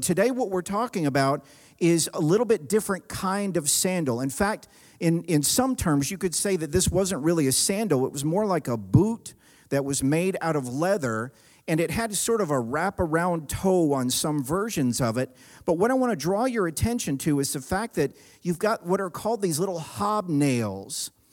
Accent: the South, United States; I grew up in the South

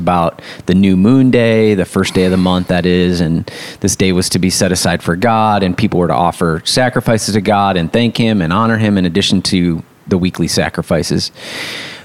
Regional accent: West Michigan, United States; I grew up in West Michigan

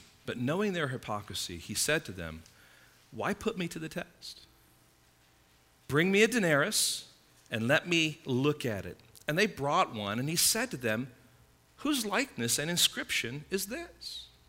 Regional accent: Midwest, United States; moved away; I came from the Midwest, you know, a number of years ago

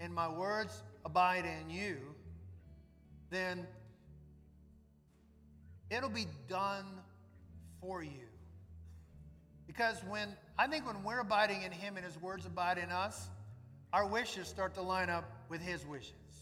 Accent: New Orleans, Louisiana, United States; When Suzette and I were growing up in New Orleans

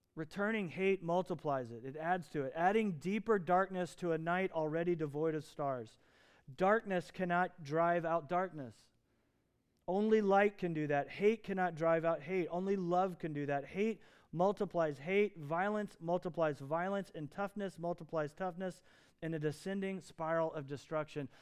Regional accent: Lafayette, Indiana, United States; I was born in Lafayette, Indiana, to Joe and to Don

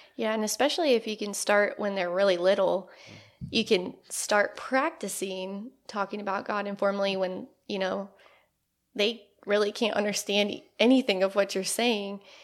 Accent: Northeast Indiana, United States; moved away as an adult; now in Evansville, United States; I grew up in Northeast Indiana, and I came down to Evansville to go to school at U S

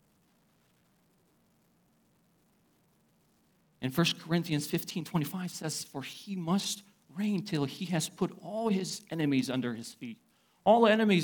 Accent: Uzbekistan; moved away; I come from Uzbekistan

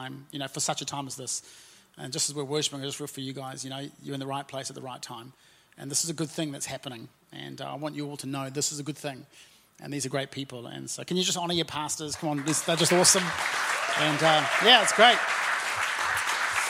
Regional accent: Auckland, New Zealand; also born or lived in Napier; I'm from South Auckland, very proudly from South Auckland, and my wife and I were born and raised there

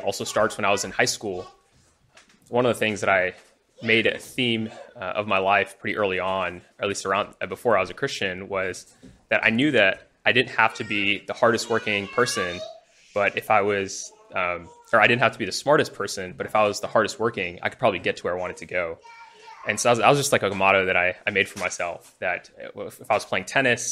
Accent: Huntsville, Alabama, United States; moved away as an adult; also born or lived in India; now in Houston, United States; I grew up in Huntsville, Alabama

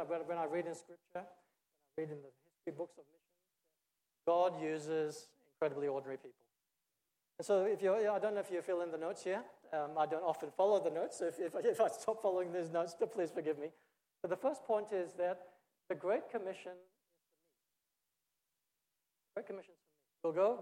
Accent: Australia; moved away as an adult; also born or lived in Singapore / India; I was born in Singapore, but I grew up in Australia. I spent 30 years there

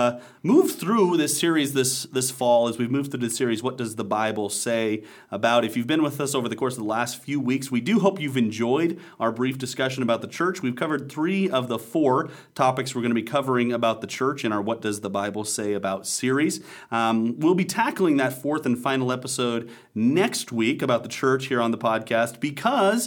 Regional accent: Nebraska, United States; As a person from small town Nebraska myself

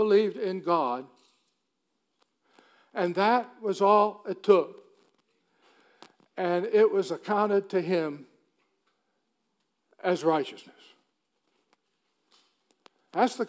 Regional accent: Duluth, Minnesota, United States; we're both from Duluth, Minnesota.

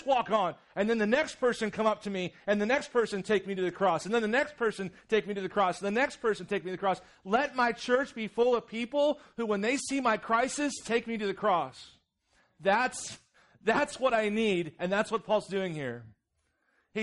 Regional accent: Jefferson City, Missouri, United States; I grew up in Jeff City, Missouri, which is kind of city, kind of not

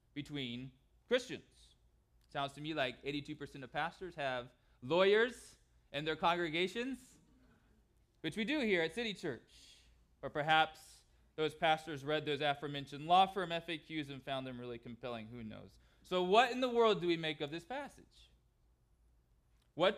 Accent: California, United States; Growing up in California, my family tried to cheer for the Angels baseball team

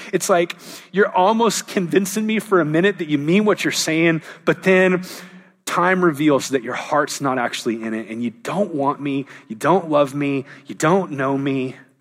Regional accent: Southern California, United States; also born or lived in Anaheim / San Diego / Orange County; I, I was raised in Southern California, was born in Anaheim, lived in San Diego, moved to Orange County.

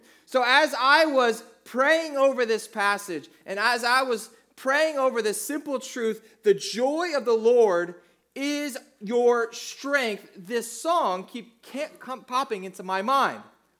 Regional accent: New Jersey, United States; So I grew up in South Jersey, and I went to high school in the early 90s down in South Jersey, and that was probably the most influential time of music in my life.

